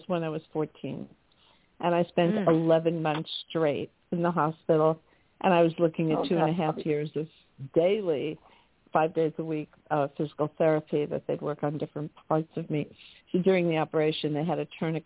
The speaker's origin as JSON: {"language": "English", "town": "New York City", "region": "New York", "country": "United States", "tie": "born or raised there", "said": "I grew up in Manhattan."}